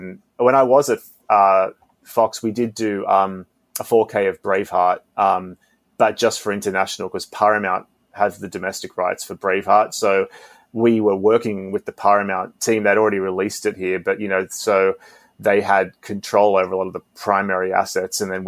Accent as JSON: {"language": "English", "country": "Australia", "tie": "born or raised there", "moved": "yes", "lives_now": "Los Angeles, United States", "said": "growing up in Australia as well, it was very, very different, sometime when I moved here"}